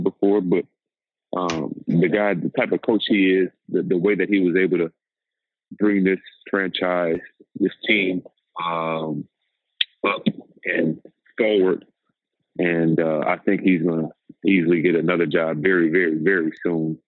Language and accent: English; Louisiana, United States; I'm from Louisiana